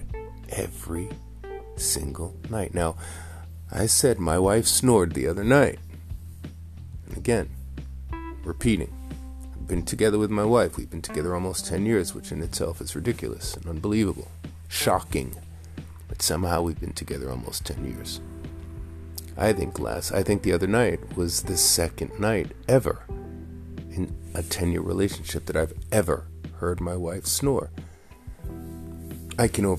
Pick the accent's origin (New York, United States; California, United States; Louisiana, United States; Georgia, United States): New York, United States; New York City; growing up in Queens, we're sharing a room, we're kids